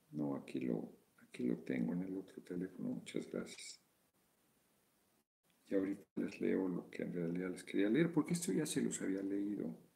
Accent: Mexico; Como mexicano, el mejor un espíritu de valor, noña el chingoleón.

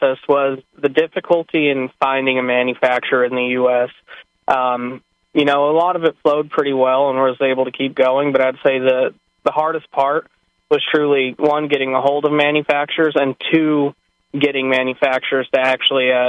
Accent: Colorado, United States; growing up in Colorado

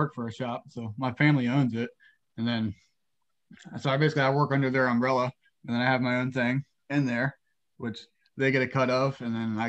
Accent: Winchester, Virginia, United States; I'm from Northern Virginia, Winchester.

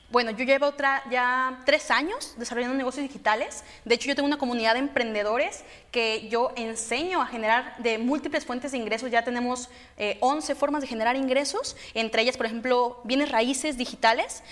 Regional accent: Guadalajara, Jalisco, Mexico; yo soy de Guadalajara

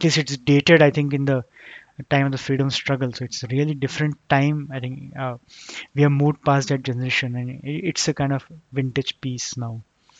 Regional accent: India

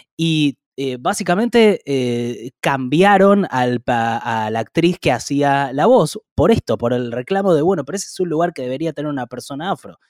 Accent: Argentina; ¿qué somos los argentinos? Los argentinos no pensamos que somos racistas

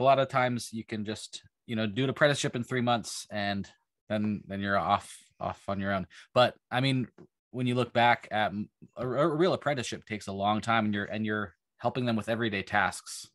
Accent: Western Pennsylvania, United States; moved away; also born or lived in Ithaca, New York; I was born in, in Ithaca, but I was raised in Western Pennsylvania

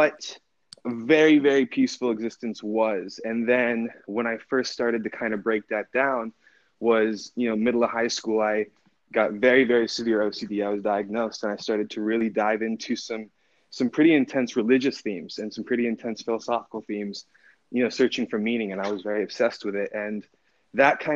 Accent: Park City, Utah, United States; also born or lived in Oakland, California; I grew up in Park City, Utah.

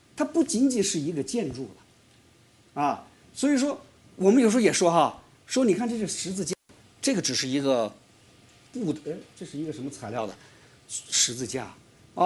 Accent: China; 我们中国人

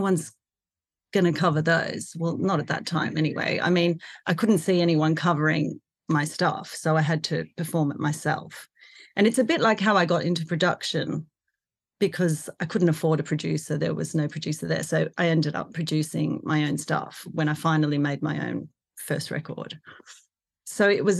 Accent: Australia; So I grew up in Australia. I was born there

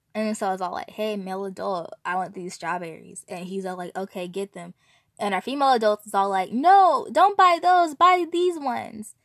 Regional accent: California, United States; I'm from California

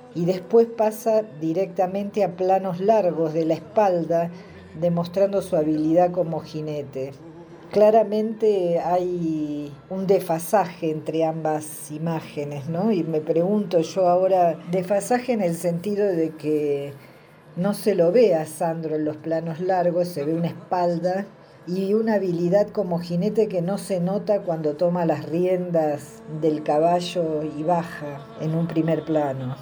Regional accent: Buenos Aires Province, Argentina; now in Tilcara, Argentina; yo nací en el sur del conurbano bonaerense

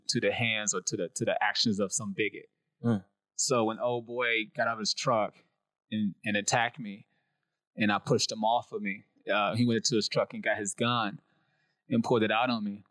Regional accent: Detroit, Michigan, United States; moved away; also born or lived in Atlanta; I'm from Detroit. Born and raised in Detroit

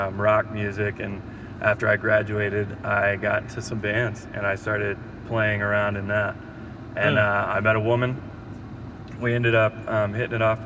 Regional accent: San Antonio, Texas, United States; also born or lived in Arizona / Dallas; I grew up in San Antonio, Texas

